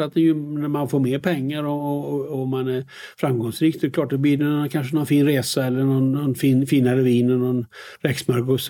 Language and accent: Swedish; Västergötland, Västra Götaland, Sweden; moved away as an adult; also born or lived in United States; när jag kommer från eh, Västergötland och då säger vi lite räcker, mycket går åt.